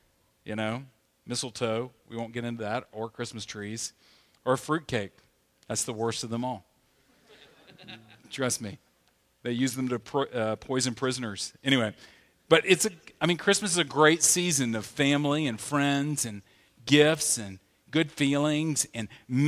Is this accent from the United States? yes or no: yes; the South, United States; You know, I grew up in the South where they would say things like, you know, they would challenge us about not watching R-rated movies or PG-13 movies